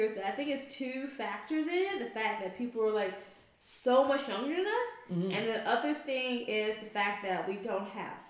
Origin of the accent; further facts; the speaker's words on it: the South, United States; I'm from the South